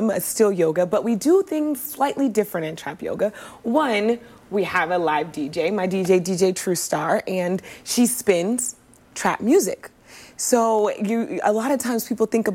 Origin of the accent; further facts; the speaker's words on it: Oakland, California, United States; I'm from Oakland, California